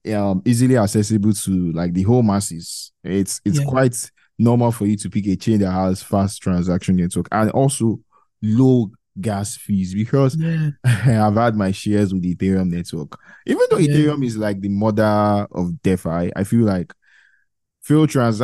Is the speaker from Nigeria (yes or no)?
yes; Nigeria; I'm Nigerian